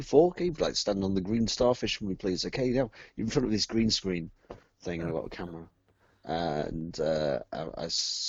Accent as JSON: {"language": "English", "town": "Lincoln", "region": "East Midlands", "country": "United Kingdom", "said": "I am from Lincoln. The same place where Jason Bradbury's from."}